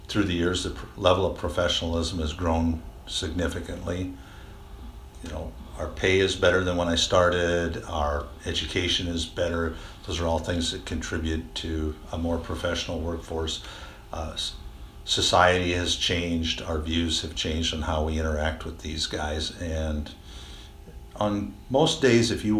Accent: Monticello, Iowa, United States; I grew up in this area. I grew up over in the Monticello area

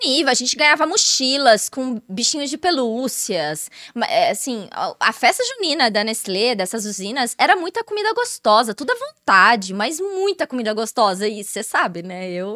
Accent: Ribeirão Preto, São Paulo, Brazil; Eu sou de Ribeirão Preto

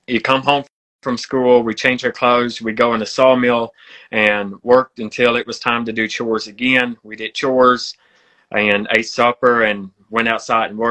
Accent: Western Pennsylvania, United States; I was born and raised in Western Pennsylvania.

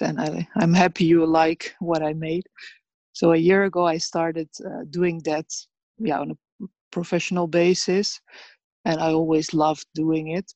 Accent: Sarajevo, Bosnia & Herzegovina; also born or lived in Rogatica, Bosnia and Herzegovina; now in Netherlands; I was born uh, in Bosnia, in Rogatica, uh, near the border with Serbia, but I grew up there and in Sarajevo

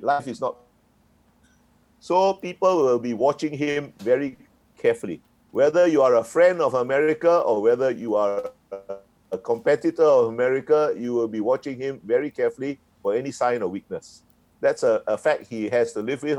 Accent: Singapore; I was born in Singapore and grew up in Singapore

